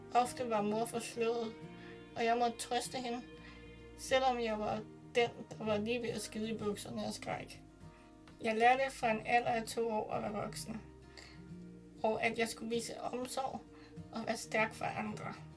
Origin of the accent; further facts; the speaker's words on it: Glostrup, Capital Region of Denmark, Denmark; jeg blev født på Klostrup Glostrup Hospital